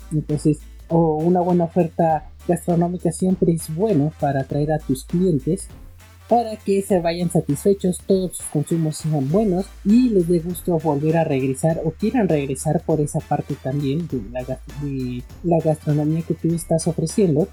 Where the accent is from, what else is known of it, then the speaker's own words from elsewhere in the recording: Mexico; aquí en México, en mi país